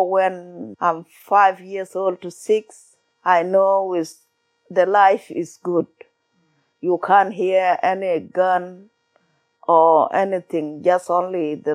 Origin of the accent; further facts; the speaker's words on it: South Sudan; English is a second language; In our country, the life before is good when the war not start.